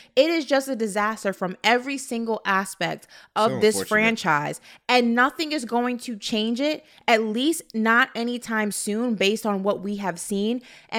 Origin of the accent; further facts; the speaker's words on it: New York, United States; as a New Yorker who's, you know, was in New York during 9/11